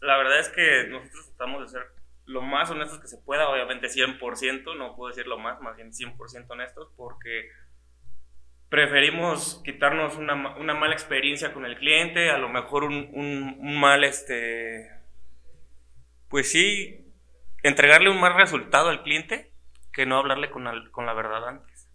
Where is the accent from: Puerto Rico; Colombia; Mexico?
Mexico; Celaya, Guanajuato; Yo soy de Celaya y de todo corazón